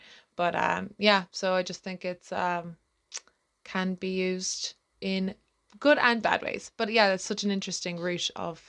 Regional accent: Ireland; accent: Irish

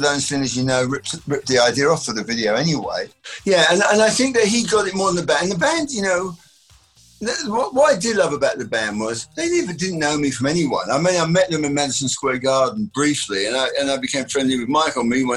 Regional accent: England, United Kingdom; being English

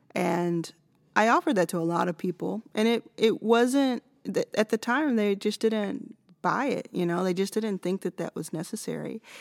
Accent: United States; I'm American

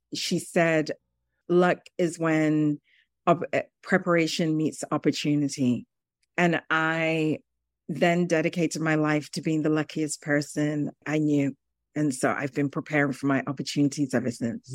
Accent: United Kingdom; moved away as an adult; also born or lived in Zambia; now in New York City, United States; I grew up in the United Kingdom. I was born in Zambia, which is a country in Southern Africa, and went to the U K as a three-year-old.

